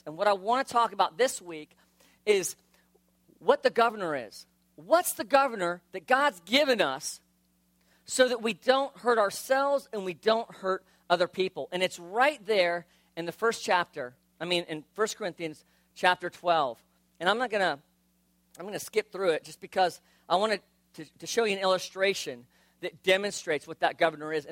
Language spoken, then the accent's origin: English; South Florida, United States; I grew up in South Florida